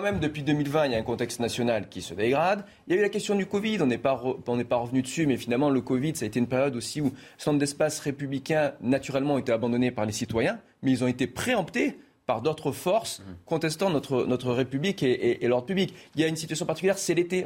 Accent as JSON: {"language": "French", "town": "Marseille", "region": "Provence-Alpes-Côte d'Azur", "country": "France", "tie": "born or raised there", "said": "je suis originaire de Marseille"}